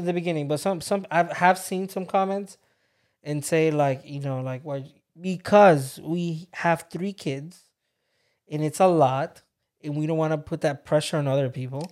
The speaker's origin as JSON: {"language": "English", "region": "Texas", "country": "United States", "tie": "born or raised there", "also_born_or_lived": "Georgia", "moved": "yes", "said": "I was obsessed with Jack in the Box growing up in Texas"}